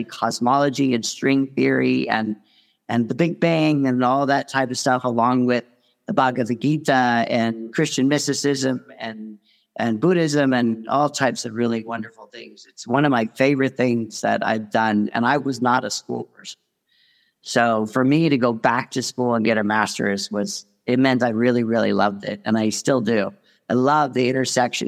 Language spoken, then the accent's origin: English; California, United States; I grew up in California.